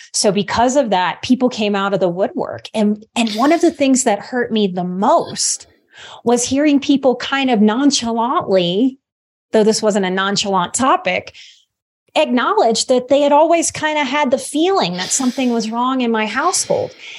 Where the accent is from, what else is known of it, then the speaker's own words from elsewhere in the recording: Louisiana, United States; I'm from the Gulf Coast. I'm from Louisiana